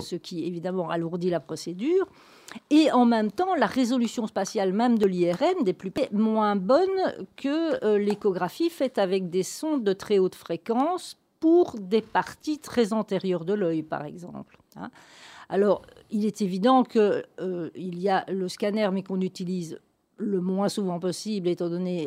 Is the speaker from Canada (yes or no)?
no; Gaume, extreme south of Belgium, Wallonia, Belgium; moved away as an adult; je suis une provinciale, une gomaise, j'insiste, donc pas une ardennaise. Je viens de l'extrême sud de la Belgique.